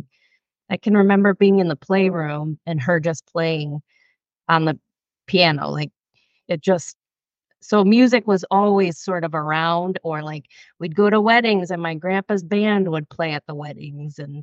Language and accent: English; Michigan, United States; I grew up in a small town in Michigan, like just kind of farm town-ish.